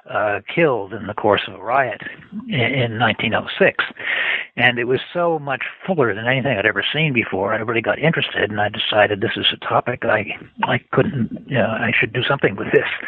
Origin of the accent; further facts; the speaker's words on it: Manchester, New Hampshire, United States; moved away as an adult; also born or lived in Brooklyn, New York / England; Brooklyn, New York, uh, but brought up mainly in New Hampshire, Manchester, New Hampshire, uh, and I went to school. Uh, in Manchester High School.